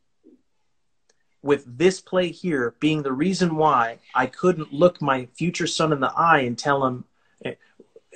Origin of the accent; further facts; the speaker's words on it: California, United States; I'm from California